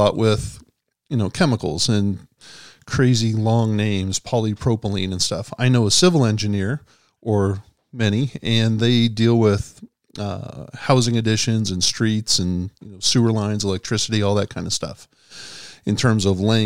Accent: Edmond, Oklahoma, United States; I grew up in Edmond when I was in high school

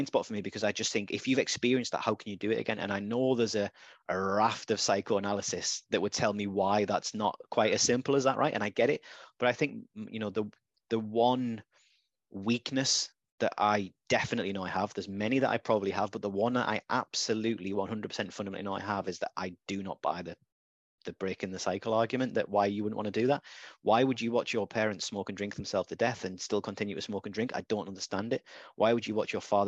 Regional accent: Redcar, North East England, United Kingdom; now in Gateshead, United Kingdom; I wasn't brought up in Gateshead or Newcastle. I was brought up in Redcar.

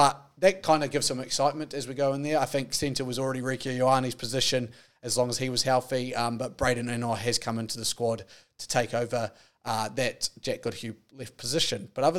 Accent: New Zealand; I've got them lined up as a New Zealander.

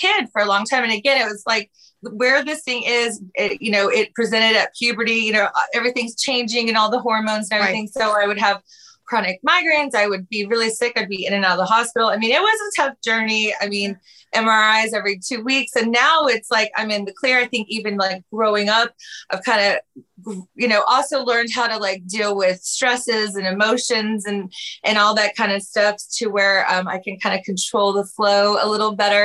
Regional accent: Houston, Texas, United States; I grew up in Houston, Texas, where I am currently

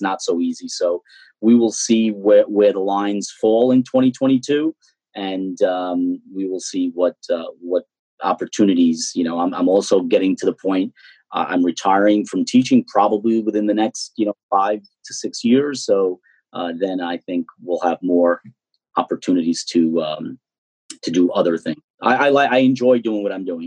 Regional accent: Mineola, New York, United States; a lifelong Mineola resident uh, who has invested uh, in, um, in many ways a lot more than others in terms of living here, working here, growing up here.

